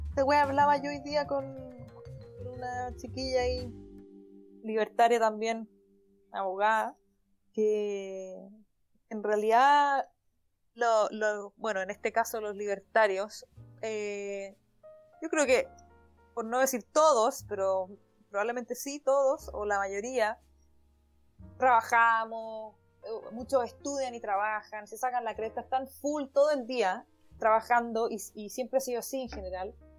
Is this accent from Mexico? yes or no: no; Chile